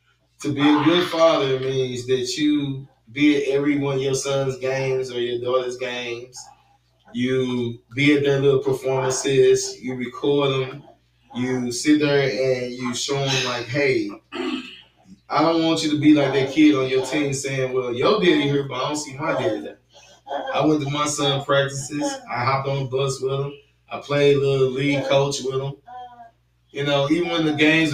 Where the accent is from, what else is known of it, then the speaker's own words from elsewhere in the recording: St. Louis, Missouri, United States; I'm from St. Louis